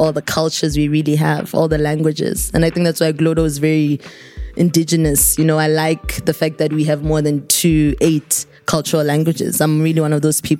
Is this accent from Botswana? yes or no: yes; North-East District, Botswana; I'm from the Northeast.